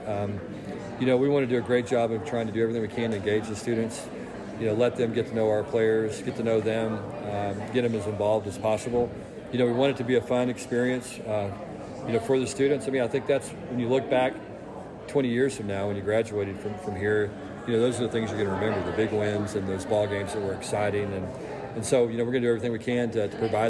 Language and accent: English; Texas, United States; people from Texas, we're all by nature very competitive people.